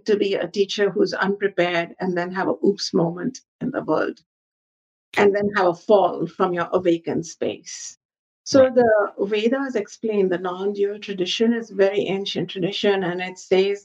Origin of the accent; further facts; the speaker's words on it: Ayodhya, Uttar Pradesh, India; moved away; I go back to my hometown, Ayodhya